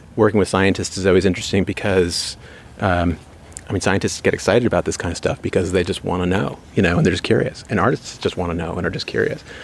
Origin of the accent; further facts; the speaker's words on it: New York, United States; I'm from New York. You know, we have a kind of boisterous art market